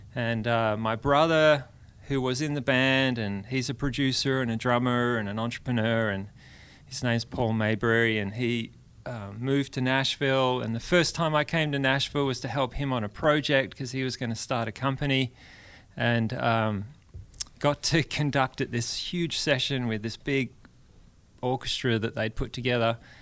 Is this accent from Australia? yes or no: yes; Perth, Western Australia, Australia; moved away as an adult; now in Brentwood, Tennessee, United States; I'm from Western Australia.